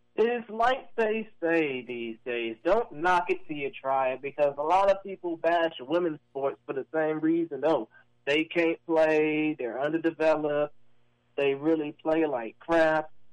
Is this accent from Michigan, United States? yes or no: no; Houston, Texas, United States; my hometown team